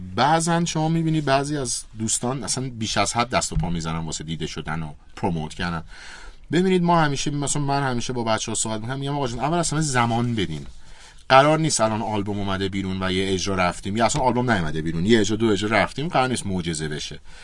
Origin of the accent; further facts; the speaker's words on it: Iran; من چون ایرانیم